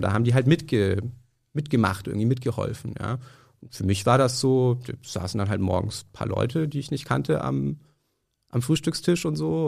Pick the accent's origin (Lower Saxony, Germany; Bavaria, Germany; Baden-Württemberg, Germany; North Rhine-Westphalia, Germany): Bavaria, Germany; Nuremberg; now in Berlin, Germany; ich komme aus Nürnberg ursprünglich